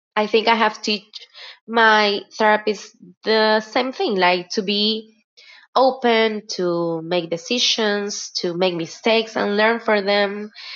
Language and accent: English; Guayaquil, Guayas, Ecuador; I am from Guayaquil, Ecuador